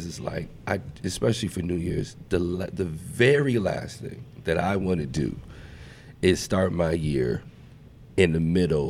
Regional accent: East Coast, United States; now in Sioux Falls, United States; I'm from the East Coast though.

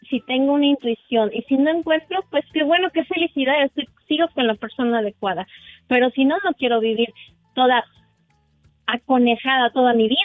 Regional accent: San Juan del Río, Querétaro, Mexico; Vengo de San Juan del Río

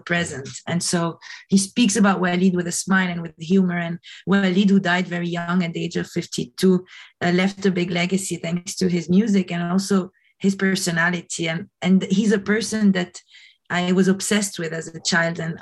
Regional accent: Lebanon; moved away as an adult; also born or lived in New York, United States; growing up in Lebanon

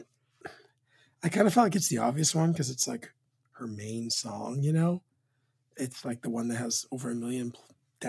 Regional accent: Canadian West Coast, Canada; as a Canadian that's a West Coaster

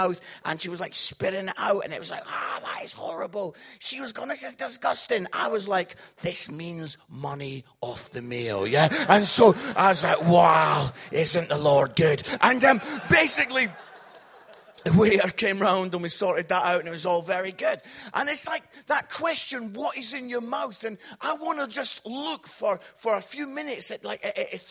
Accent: Scotland, United Kingdom; I'm Scottish

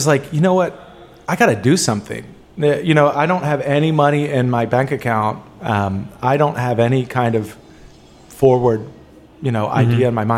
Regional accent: Olney, Maryland, United States; also born or lived in Washington, D.C.; I grew up, I was born in D.C. and I grew up in Olney, Ashton, Maryland.

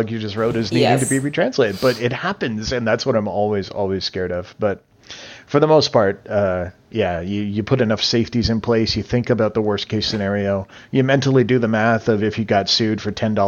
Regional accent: Canada; as a Canadian

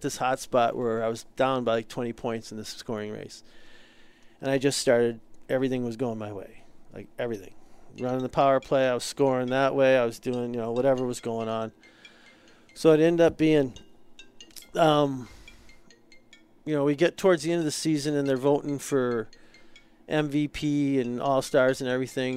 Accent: United States

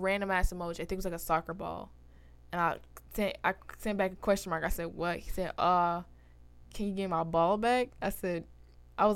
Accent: New York, United States; I'm from New York

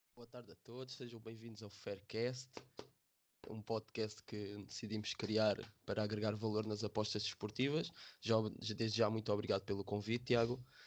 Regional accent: Loures, Lisbon, Portugal; sou de Portugal, natural de Lisboa, numa, de uma cidade chamada Loures

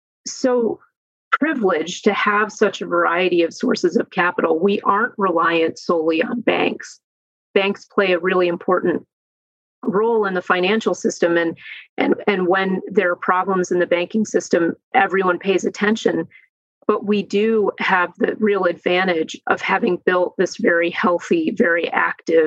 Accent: Cleveland, Ohio, United States; I'm from Cleveland, Ohio

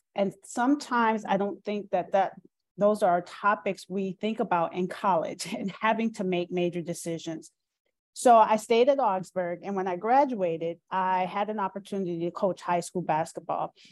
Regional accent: Minneapolis, Minnesota, United States; moved away; also born or lived in Pittsburgh / Maryland Eastern Shore; And I grew up in Minneapolis, Minnesota.

